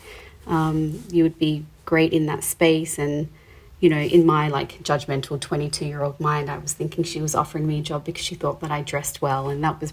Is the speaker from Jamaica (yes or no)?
no; Adelaide, South Australia, Australia; moved away as an adult; also born or lived in Sydney; I grew up in Adelaide